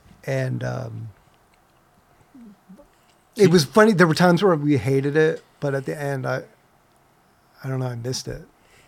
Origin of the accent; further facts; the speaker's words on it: St. Louis, Missouri, United States; moved away; also born or lived in San Francisco; I'm from St. Louis, Missouri originally, and the Mississippi River's there.